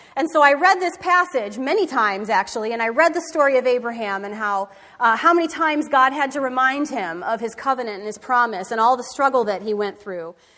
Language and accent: English; Michigan, United States; I grew up in Michigan